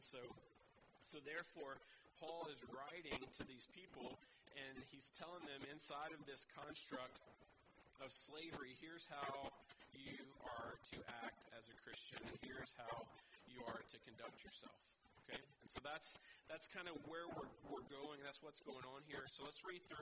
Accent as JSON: {"language": "English", "region": "the South", "country": "United States", "tie": "born or raised there", "moved": "yes", "said": "I grew up in the South in the States"}